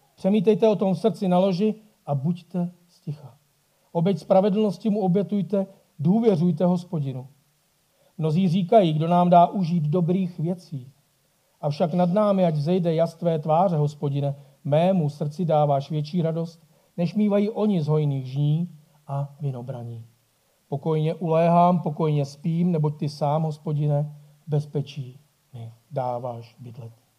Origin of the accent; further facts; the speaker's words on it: Bohemia, Czechia; tady u nás v Čechách